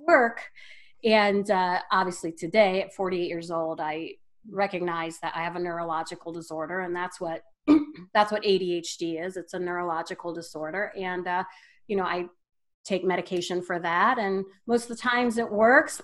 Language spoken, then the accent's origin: English; Wadsworth, Ohio, United States; I'm from a small town, Northeast Ohio, called Wadsworth. It's a suburb of Akron. Growing up, uh, really, we had to drive 15 minutes to get anywhere